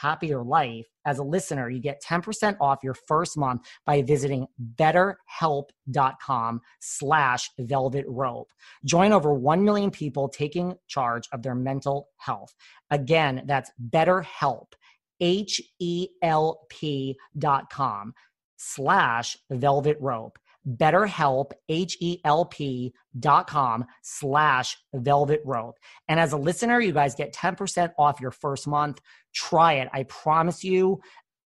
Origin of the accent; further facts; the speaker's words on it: New York, United States; I'm from New York